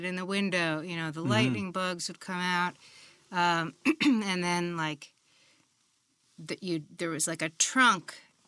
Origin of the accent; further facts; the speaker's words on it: West Orange, New Jersey, United States; also born or lived in Germany; I grew up in West Orange, New Jersey.